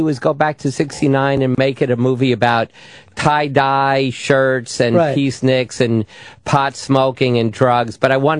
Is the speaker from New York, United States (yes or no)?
yes; New York City, New York, United States; I grew up in Washington Heights. I went to music and art high school in 69. I was protesting the war and playing the French horn and living in New York City.